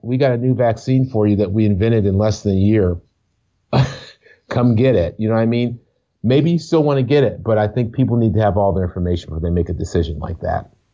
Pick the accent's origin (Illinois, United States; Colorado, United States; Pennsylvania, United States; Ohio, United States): Ohio, United States; moved away; also born or lived in Brooklyn, New York City; I grew up in Ohio